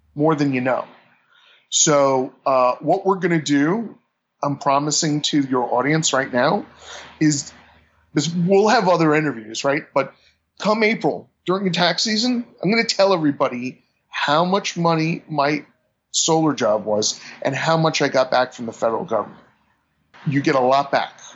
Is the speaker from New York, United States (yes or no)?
yes; New York, United States; being a New Yorker